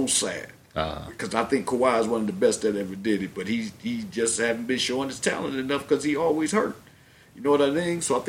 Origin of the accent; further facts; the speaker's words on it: Cleveland, Ohio, United States; I was born in Cleveland, Ohio.